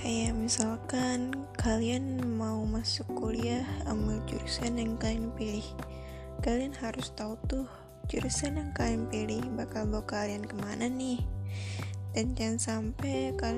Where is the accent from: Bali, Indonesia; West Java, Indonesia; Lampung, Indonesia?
Lampung, Indonesia; asal dari Lampung, mahasiswa baru di ITERA.